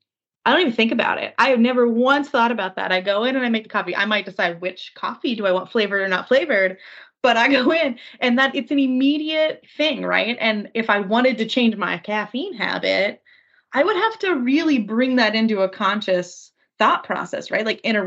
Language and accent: English; Japan; I grew up in Japan. I went to high school there.